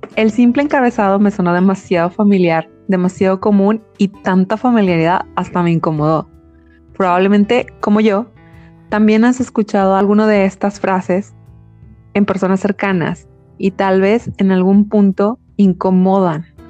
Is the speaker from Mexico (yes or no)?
yes; Mexico; nuestra historia como mexicanos